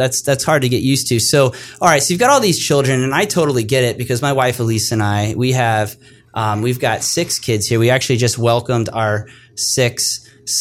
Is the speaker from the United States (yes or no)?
yes; Jupiter, Florida, United States; I'm originally from Florida. I grew up on the beautiful beaches of Jupiter, Florida